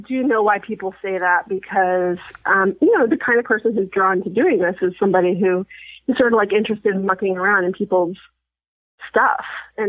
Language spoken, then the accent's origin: English; Sacramento, California, United States; I'm from Sacramento.